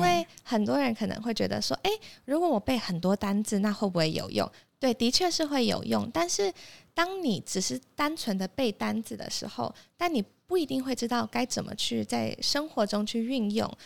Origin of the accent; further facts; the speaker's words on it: Taipei, Taiwan; moved away as an adult; also born or lived in Abu Dhabi, United Arab Emirates; 我从小到大都是在台北长大